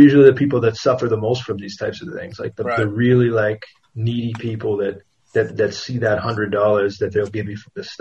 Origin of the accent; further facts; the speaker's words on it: United States; moved away; as an American